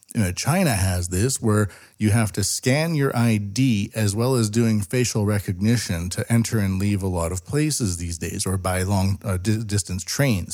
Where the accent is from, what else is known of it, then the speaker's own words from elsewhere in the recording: West Coast of Canada, British Columbia, Canada; moved away as an adult; now in Japan; I grew up a lot in the West Coast, and I left it behind in, like, two thousand six.